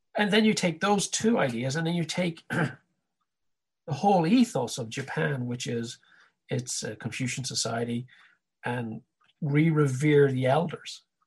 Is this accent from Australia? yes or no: no; Ireland; growing up in Ireland in the '70s wasn't much fun